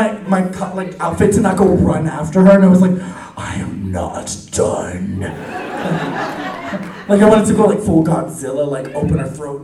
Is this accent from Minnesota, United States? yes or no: no; New Orleans, Louisiana, United States; I am from New Orleans